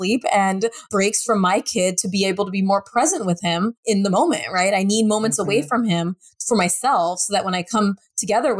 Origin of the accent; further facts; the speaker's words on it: United States; being an American woman working in America